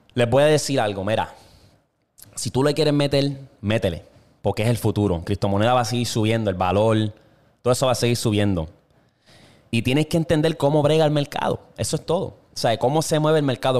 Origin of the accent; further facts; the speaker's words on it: Toa Baja, Puerto Rico; moved away as an adult; also born or lived in Bayamón, Puerto Rico / New York; now in Oklahoma, United States; nacido y criado en Puerto Rico. Yo nací en Bayamón, me crié en Tua Baja